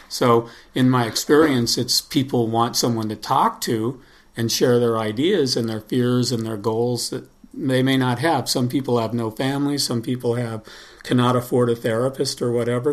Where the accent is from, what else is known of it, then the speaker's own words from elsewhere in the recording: Los Angeles, California, United States; I'm from uh, Los Angeles, and I grew up in Los Angeles